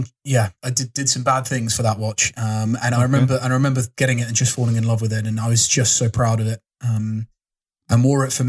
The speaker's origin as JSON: {"language": "English", "town": "Durban", "region": "KwaZulu-Natal", "country": "South Africa", "tie": "born or raised there", "moved": "yes", "lives_now": "United Kingdom", "said": "I was born in South Africa and I came over here to the UK with my folks"}